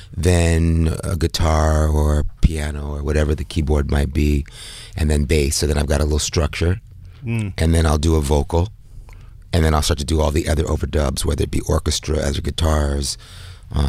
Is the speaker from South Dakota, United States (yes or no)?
no; New York City, New York, United States; moved away as an adult; also born or lived in Bed-Stuy, Brooklyn / Bahamas; now in Paris, France; I'm from New York. I lived here many, many years, as you know. But, I live between Paris and the Bahamas right now.